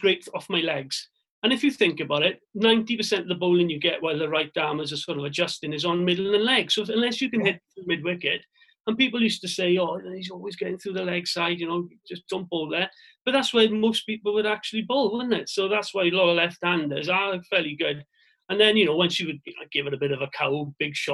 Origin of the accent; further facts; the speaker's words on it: Swansea, Wales, United Kingdom; my hometown club